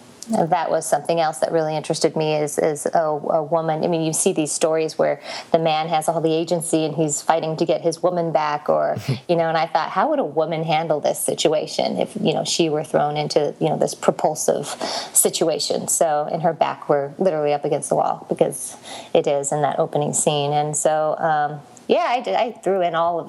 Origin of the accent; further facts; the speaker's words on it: Las Vegas, Nevada, United States; I'm from Las Vegas, and every summer I try to escape this boiling pit, which is where I am right now